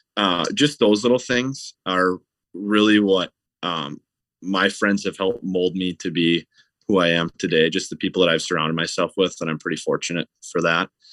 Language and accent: English; Stillwater, Minnesota, United States; I grew up in Stillwater, Minnesota, which is right on the Minnesota side of the Saint Croix River